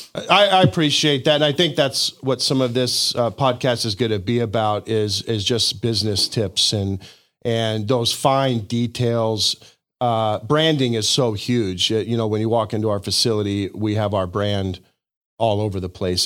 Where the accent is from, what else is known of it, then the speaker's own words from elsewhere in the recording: Denver, Colorado, United States; moved away as an adult; also born or lived in Hot Springs, Arkansas; now in Siloam Springs, United States; I was born in Hot Springs, Arkansas. I lived in Arkansas until I was about six, and then uh, my father got a job uh, with Coors Brewing Company, and so that brought us out to Denver. And I mm. spent uh, uh my you know juvenile years and going through school in Denver, Colorado